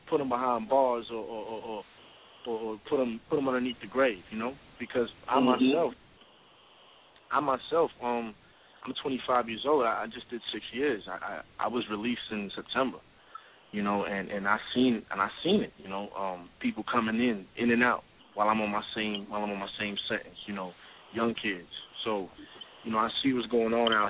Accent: New Jersey, United States; I'm from the South Side of Jersey

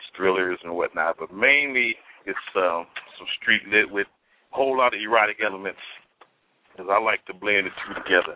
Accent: Oakland, California, United States; born and raised in Oakland, California, all my life

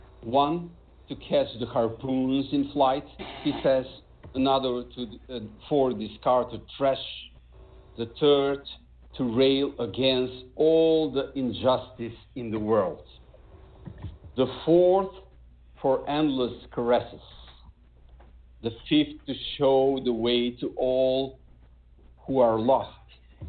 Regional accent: North Macedonia; first language Macedonian; English is a second language; I only write poetry in Macedonian, in my native language

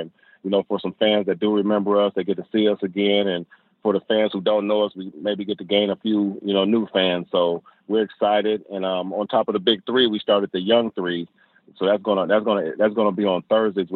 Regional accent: Indiana, United States; I'm from Indiana

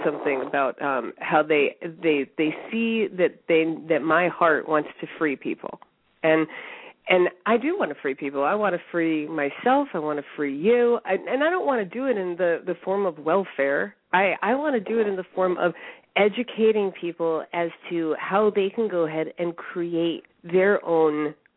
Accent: United States; I'm an American

